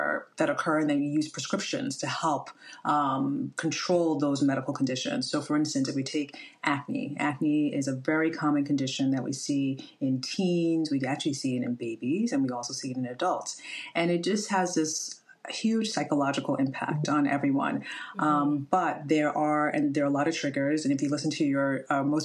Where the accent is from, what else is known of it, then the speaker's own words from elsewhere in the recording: Ghana; now in New Jersey, United States; My background, I'm a Ghanaian